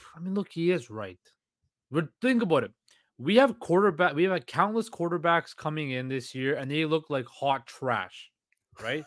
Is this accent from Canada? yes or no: yes; Canada; as a Canadian